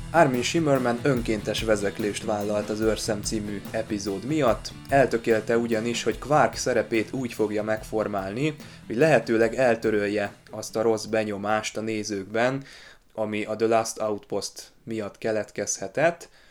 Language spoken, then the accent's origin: Hungarian; Hungary; magyarok vagyunk